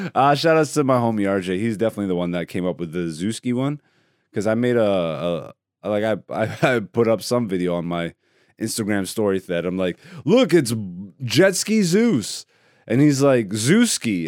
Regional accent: Greece; first language Greek; English is a second language; moved away; And I was actually born in Greece. My first language is Greece.

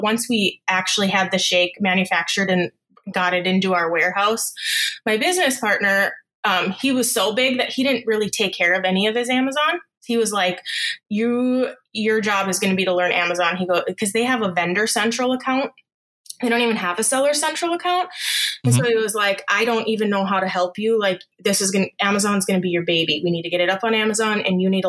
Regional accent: Upper Michigan, United States; also born or lived in Minnesota; now in Florida, United States; I was born and raised in Upper Michigan

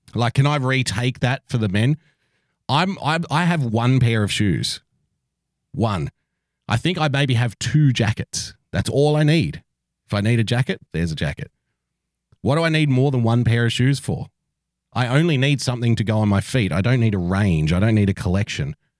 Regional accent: Sydney, New South Wales, Australia; I was born in a country town, but I was raised in Sydney.

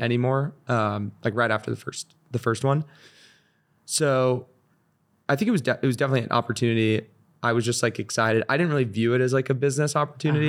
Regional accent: Seal Beach, California, United States; moved away as an adult; also born or lived in Northeast US / San Francisco; I I grew up in Orange County, so I was in Seal Beach, super close

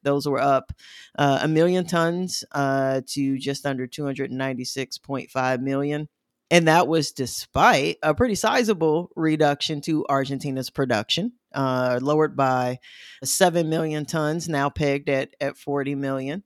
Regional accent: Midwest, United States; accent: Midwestern; my Midwestern accent

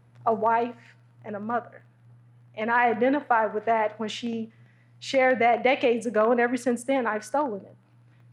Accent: Detroit, Michigan, United States; I'm from Detroit

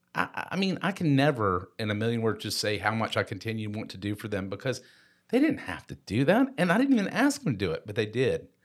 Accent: Tucker, Georgia, United States; we were at Tucker High School

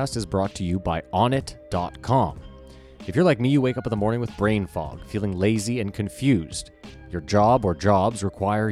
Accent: Canada; We're Canadian.

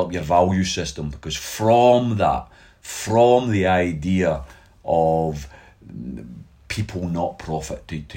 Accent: Glasgow, Scotland, United Kingdom; also born or lived in Govan, Glasgow; I moved to Pollock when I was 2 years of age. So I was born in Govan.

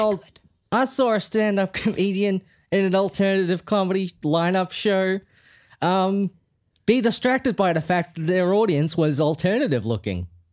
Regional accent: Melbourne, Victoria, Australia; I was born in Fitzroy.

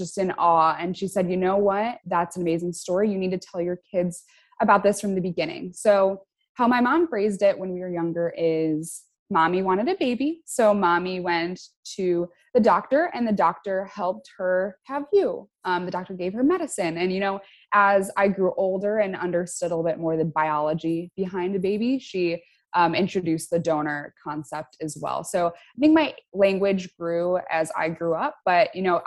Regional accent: Chicago, Illinois, United States; I'm from Chicago in the US

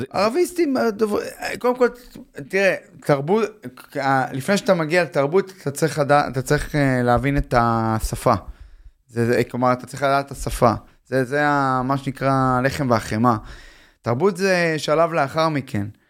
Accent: Tel Aviv, Tel Aviv District, Israel; אני תל אביבי, למדתי בגימנסיה הרצליה

